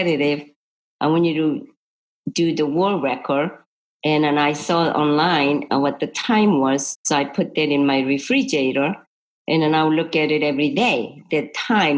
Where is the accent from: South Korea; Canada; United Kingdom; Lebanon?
South Korea; Seoul; English is a second language; moved away as an adult; also born or lived in Florida; now in United States; I'm from Seoul, Korea. I was born, you know, Seoul, Korea, 1948. I like to say 68, but 1968 came over this country